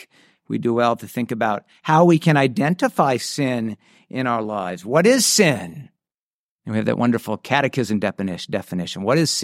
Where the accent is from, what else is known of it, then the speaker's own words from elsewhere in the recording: San Diego, California, United States; Where I grew up in San Diego, there was a popular hiking place called Cowles Mountain.